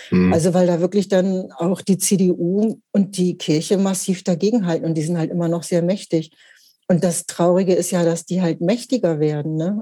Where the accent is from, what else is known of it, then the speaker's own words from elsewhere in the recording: Hanover, Lower Saxony, Germany; moved away as an adult; now in Hamburg, Germany; ich bin äh, in Mittelfeld groß geworden in Hannover